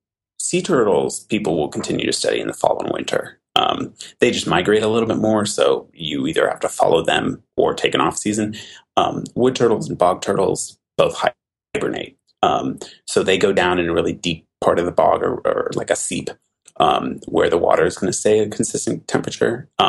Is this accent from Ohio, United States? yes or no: no; Oregon, United States; moved away as an adult; also born or lived in Massachusetts; I am from Oregon originally